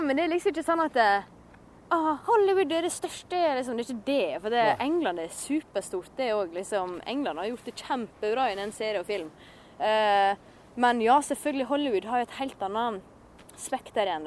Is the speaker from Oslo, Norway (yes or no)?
no; Håndalen, Sogn og Fjordane, Vestland, Norway; Jeg er fortsatt fra Håndalen, og jeg er fortsatt fra Sogn og Fjordane.